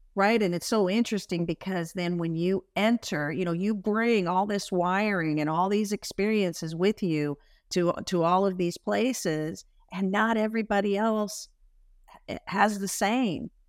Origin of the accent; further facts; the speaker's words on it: Spokane, Washington, United States; I'm from Spokane, Washington, you know, small sort of idyllic upbringing